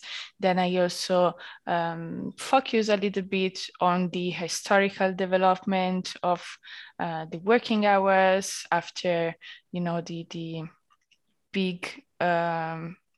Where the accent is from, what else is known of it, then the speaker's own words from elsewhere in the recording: Italy; moved away as an adult; now in Berlin, Germany; being Italian